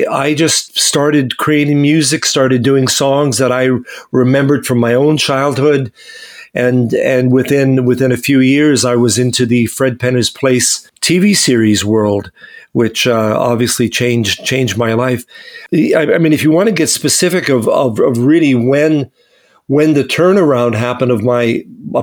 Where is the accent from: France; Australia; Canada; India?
Canada; Winnipeg, Manitoba; I grew up in Winnipeg, and my parents were very musical